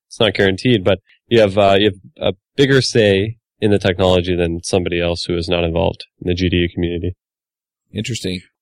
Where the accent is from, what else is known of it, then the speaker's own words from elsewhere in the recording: Finland; I'm from Finland